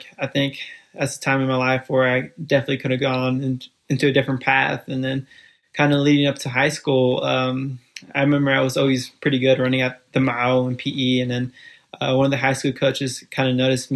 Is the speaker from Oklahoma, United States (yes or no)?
no; Fairfield, California, United States; first language Spanish; English is a second language; also born or lived in Guatemala City, Guatemala / Bronx, New York City; we moved out to Fairfield, California at the age of 4. And kind of how it played out, just growing up in Fairfield, California